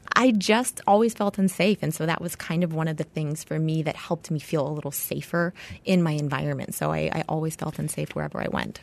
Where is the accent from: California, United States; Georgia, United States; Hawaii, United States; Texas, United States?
Hawaii, United States; I was born and raised in Hawaii